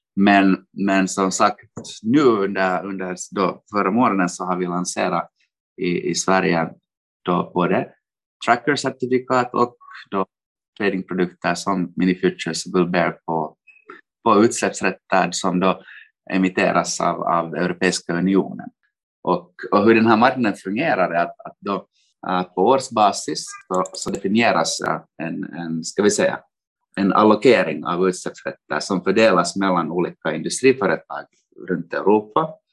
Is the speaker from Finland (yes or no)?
yes; Finland; moved away as an adult; also born or lived in Helsinki, Finland / London, United Kingdom; now in Frankfurt, Germany; jag kommer från Finland, studerade i Helsingfors